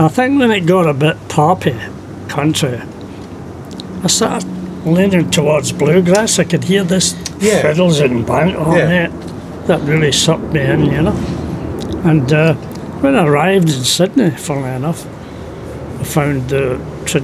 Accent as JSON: {"language": "English", "town": "Glasgow", "region": "Scotland", "country": "United Kingdom", "tie": "born or raised there", "moved": "yes", "lives_now": "Australia", "said": "I grew up in a city called Glasgow, dear old Glasgow town"}